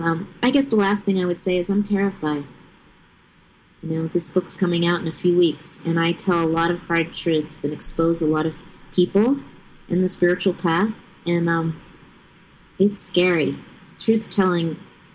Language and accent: English; Taos, New Mexico, United States; childhood and growing up in Taos, New Mexico in the early hippie days